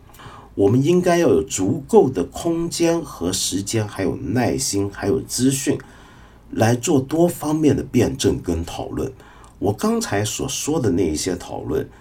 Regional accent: China; 而不是轮到说我们中国？我们中国人现在吃得上这么多肉，也是最近三四十年的事而已。

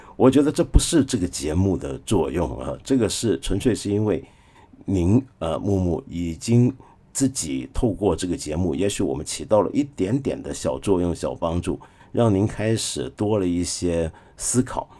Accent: China; 我们中国

